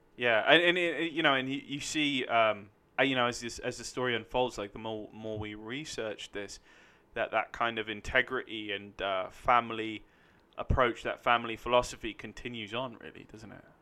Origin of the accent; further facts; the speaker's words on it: London, United Kingdom; now in Los Angeles, United States; I'm from London, United Kingdom